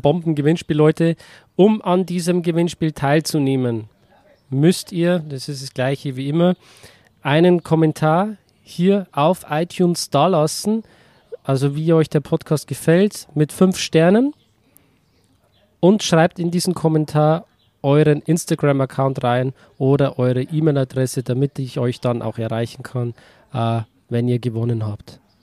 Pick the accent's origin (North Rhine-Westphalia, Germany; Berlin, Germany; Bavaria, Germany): Bavaria, Germany; als Bayer fühle ich mich da eher mit Österreich verbunden.